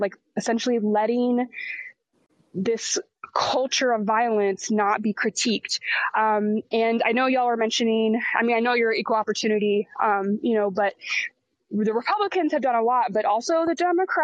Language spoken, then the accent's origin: English; Texas, United States; As a Texan myself